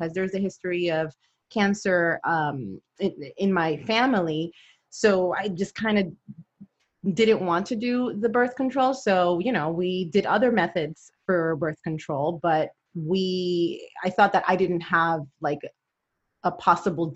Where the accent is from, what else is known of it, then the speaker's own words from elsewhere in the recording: Puerto Rico; moved away as an adult; also born or lived in Brooklyn, New York; now in San Antonio, United States; I was born in New York. I'm a Brooklyn girl. And when I was about, I guess, 9 or 10, I moved to Puerto Rico